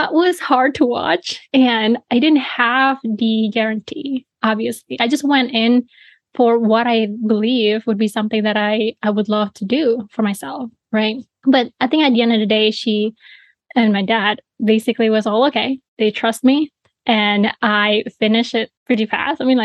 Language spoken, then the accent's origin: English; Bali, Indonesia; I was born and raised in Bali, Indonesia